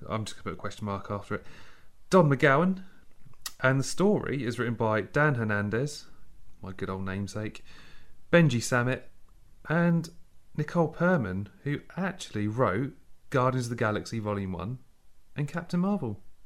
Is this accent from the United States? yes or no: no; England, United Kingdom; I'm English, I'm British